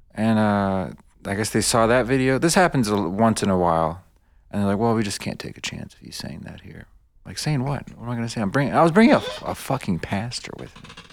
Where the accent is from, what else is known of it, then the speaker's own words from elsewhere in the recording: United States; English is a second language; also born or lived in Bosnia / New York City / Michigan / Detroit; I was born in Bosnia. I, I, I grew up in America. I know mostly America